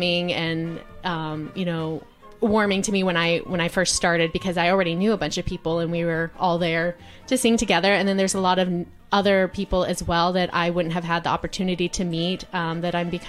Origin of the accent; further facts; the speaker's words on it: Houston, Texas, United States; I am originally from Houston